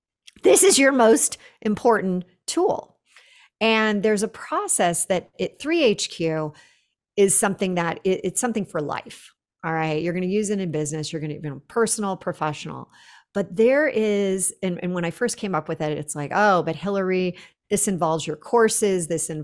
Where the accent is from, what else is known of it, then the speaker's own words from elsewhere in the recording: Silicon Valley, California, United States; I grew up in the Silicon Valley. It was a definitely a man's world.